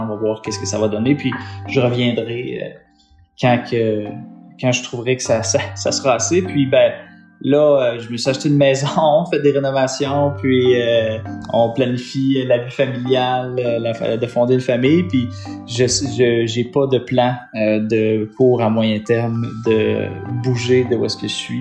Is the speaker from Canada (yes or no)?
yes; Estrie, Quebec, Canada; moved away as an adult; now in Matane, Canada; je viens de l'Estrie